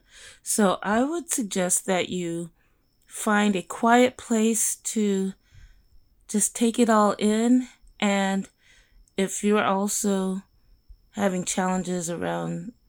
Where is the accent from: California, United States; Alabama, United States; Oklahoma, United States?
California, United States; Bakersfield; also born or lived in Stockton; we moved from Stockton to Bakersfield